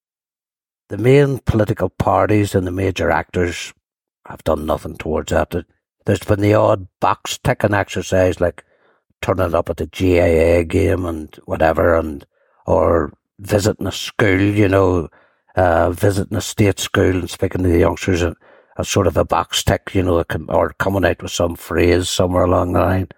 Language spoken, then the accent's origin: English; Lisburn, Northern Ireland, United Kingdom; I'm actually from a small housing estate at Blaris. 38 houses, that's how small it was. Rural housing estate that sat between Hillsborough and Lisburn